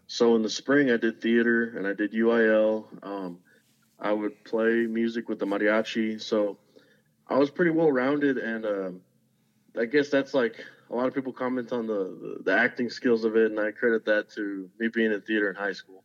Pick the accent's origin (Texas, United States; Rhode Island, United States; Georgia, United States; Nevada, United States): Texas, United States; Zapata; moved away as an adult; now in Alamo, United States; I'm originally from Zapata, Texas